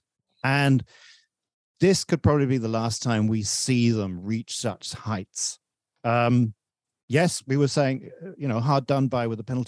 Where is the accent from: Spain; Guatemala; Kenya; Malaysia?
Malaysia; as a Malaysian